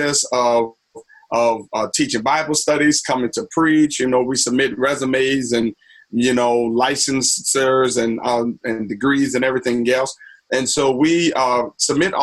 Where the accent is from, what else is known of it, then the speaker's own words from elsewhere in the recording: New Orleans, Louisiana, United States; moved away as an adult; also born or lived in Princeton; now in Asbury Park, United States; I'm from, born and raised in New Orleans, Louisiana.